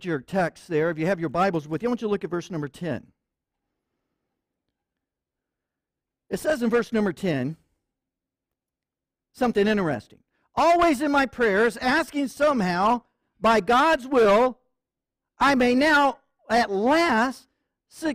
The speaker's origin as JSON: {"language": "English", "town": "Jacksonville", "region": "Florida", "country": "United States", "tie": "born or raised there", "moved": "yes", "said": "we were at a conference down in Jacksonville, Florida, my hometown"}